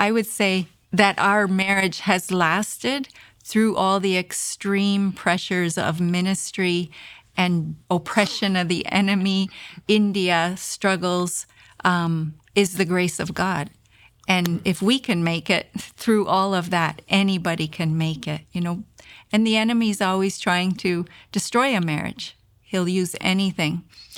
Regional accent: Canada; Because as a Canadian, I had never experienced anything like that before.

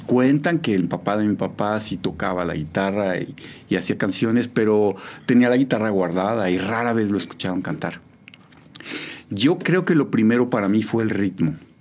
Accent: Mexico City, Mexico; moved away as an adult; now in San Juan del Río, Mexico; Yo nací en la Ciudad de México el 5 de abril de 1972

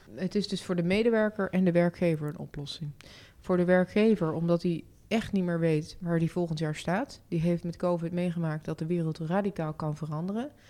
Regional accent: North Brabant, Netherlands; Tegelijkertijd ben ik ook opgegroeid in Brabant en ik, ik, ik voel me daar gewoon uitermate prettig

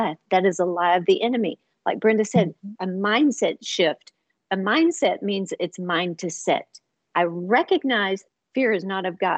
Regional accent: Houston, Texas, United States; moved away as an adult; now in Dallas, United States; we moved from Houston to Dallas to start a church

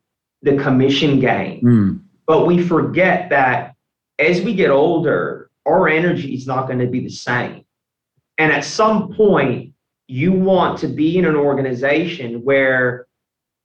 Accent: United States; moved away as an adult; also born or lived in Australia (born) / Brisbane, Australia; now in Melbourne, Australia; my whole life in the US

